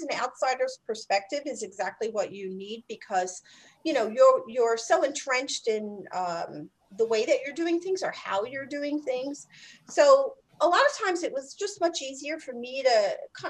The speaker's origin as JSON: {"language": "English", "town": "New York City", "region": "New York", "country": "United States", "said": "I'm from New York City, so I worked on Wall Street for a while"}